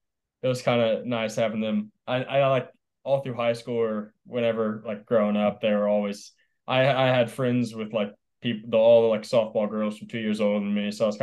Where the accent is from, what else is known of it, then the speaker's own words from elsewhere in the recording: Suwanee, Georgia, United States; moved away; I'm from Suwanee, Georgia, which is about an hour north of Atlanta.